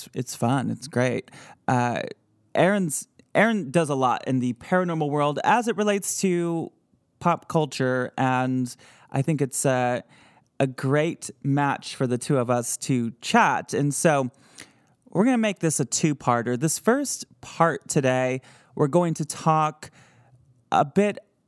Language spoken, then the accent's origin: English; Midwest, United States; accent: Midwest; my Midwest accent